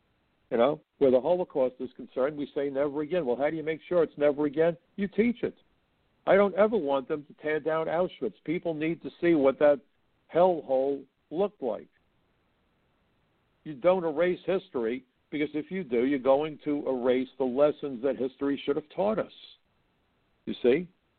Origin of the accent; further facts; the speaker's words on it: the North, United States; I'm from the North.